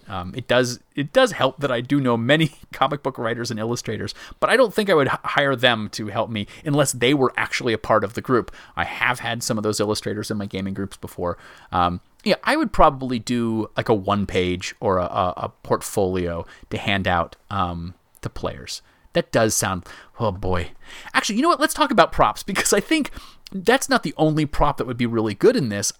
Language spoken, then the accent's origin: English; Myrtle Beach, South Carolina, United States; I grew up in Myrtle Beach, South Carolina.